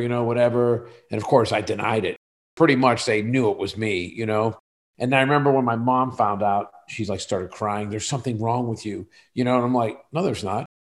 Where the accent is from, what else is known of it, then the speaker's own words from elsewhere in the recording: Western Pennsylvania, United States; moved away as an adult; I moved away from Western Pennsylvania